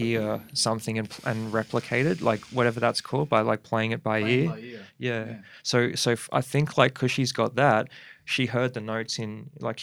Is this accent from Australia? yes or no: yes; Perth, Western Australia, Australia; now in Brisbane, Australia; I was born in Perth in Subiaco.